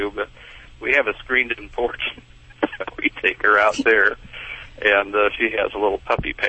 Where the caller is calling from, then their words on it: The Woodlands, Texas, United States; The Woodlands.